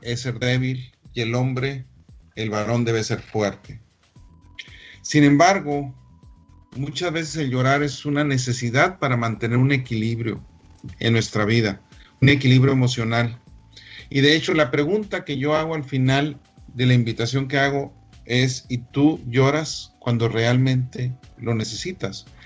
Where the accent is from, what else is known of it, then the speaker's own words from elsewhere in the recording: Chihuahua, Mexico; la capital del mundo de Alicia, Chihuahua, este, mi tierra natal